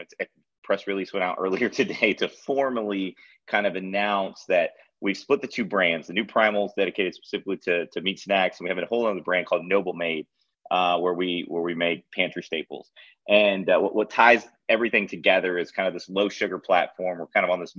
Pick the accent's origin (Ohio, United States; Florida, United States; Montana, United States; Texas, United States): Florida, United States; also born or lived in Charleston, South Carolina, United States; now in Nashville, United States; I grew up in Florida